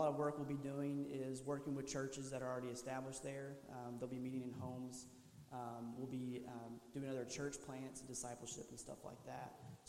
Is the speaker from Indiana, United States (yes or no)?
no; Kentucky, United States; Like I said, we are from Kentucky, and we're being planted right into South Asia. I've never been overseas before